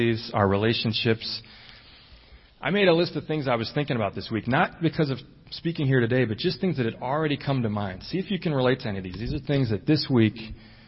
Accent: Chicago, Illinois, United States; we grew up in Chicago, in the inner city

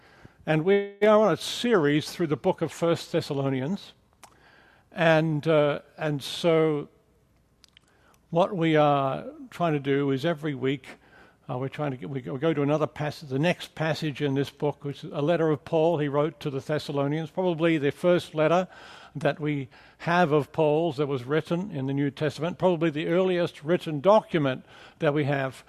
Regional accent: Australia; accent: mixed; also born or lived in England; now in United States; if you're wondering about the accent, it's kind of a mixed bag of accents. I'm from Australia. I spent many years in England working as a missionary, and now I've lived for many years also in America

